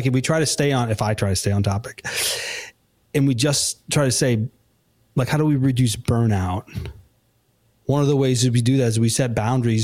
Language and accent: English; Chicago suburbs, Illinois, United States; now in Nashville, United States; I'm originally from the Chicago suburbs